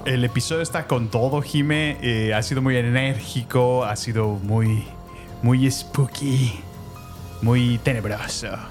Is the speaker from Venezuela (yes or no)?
no; Mexico